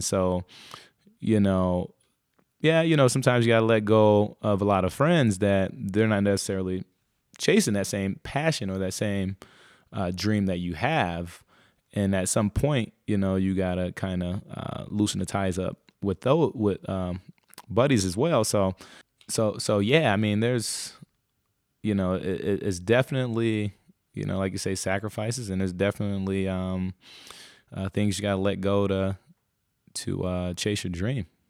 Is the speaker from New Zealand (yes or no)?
no; Muskegon Heights, Michigan, United States; I was born in a place called, uh, Muskegon. So I was, I grew up in Muskegon Heights, uh, Michigan